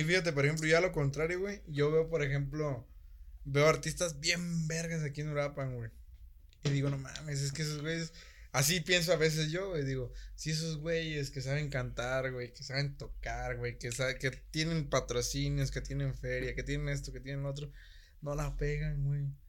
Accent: Michoacán, Mexico; soy de Michoacán

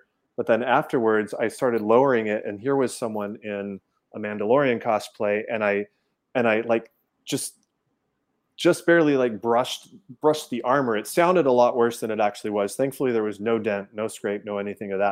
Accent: California, United States; also born or lived in south of San Francisco; now in Florida, United States; I'm from California originally. Before moving to Florida, I was living just south of San Francisco

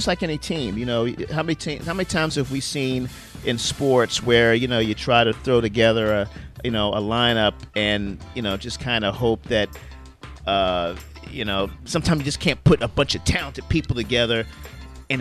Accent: Baltimore, Maryland, United States; now in St. Louis, United States; I grew up in Baltimore, but St. Louis is my home

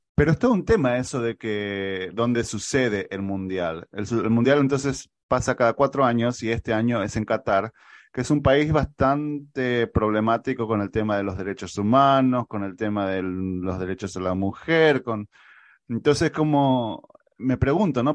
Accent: Argentina; soy el argentino menos futbolero que pueda haber

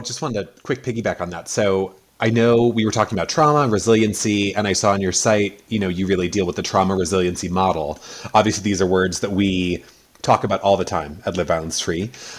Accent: United States; moved away as an adult; also born or lived in New York / Connecticut / Los Angeles / Lake Tahoe; now in California, United States; I born and raised in New York and Connecticut on the East Coast, you know, for the first, 28 years of my life.

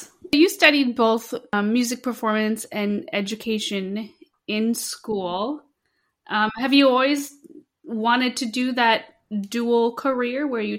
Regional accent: United States; I grew up in the United States my whole life

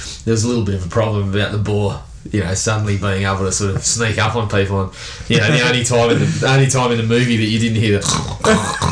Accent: Australia; Growing up in Australia

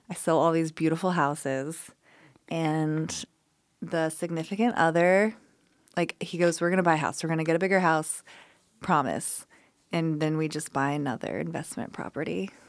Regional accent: Colorado, United States; moved away as an adult; now in Memphis, United States; I'm from Colorado

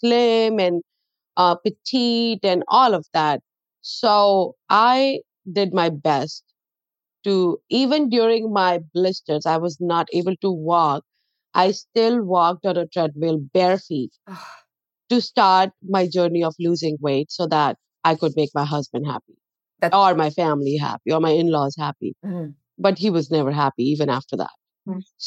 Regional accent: North India, India; moved away as an adult; now in United States; I'm from North

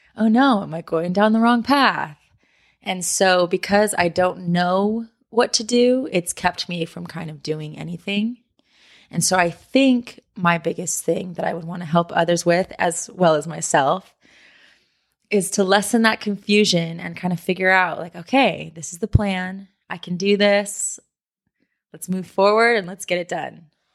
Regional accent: San Diego, California, United States; moved away as an adult; now in Los Angeles, United States; I grew up in San Diego, and I moved to L A about six years ago to go to school

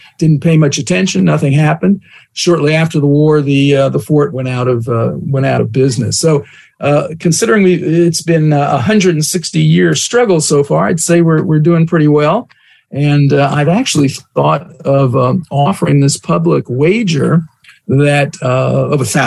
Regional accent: New York, United States; moved away as an adult; also born or lived in New Orleans; now in California, United States; having been born and raised in New York State

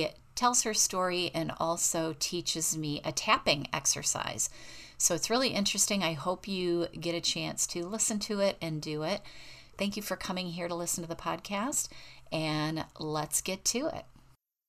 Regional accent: United States; accent: American; my American accent

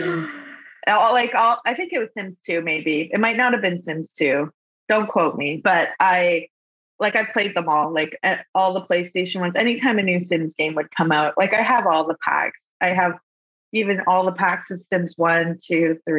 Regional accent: Kitchener, Ontario, Canada; also born or lived in London, Ontario; I was born and raised in Canada, Kitchener

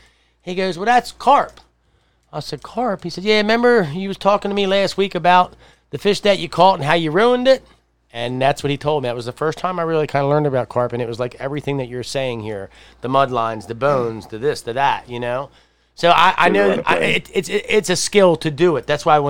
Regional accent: Edgewood, Maryland, United States; where I lived growing up in Harford Square in Edgewood

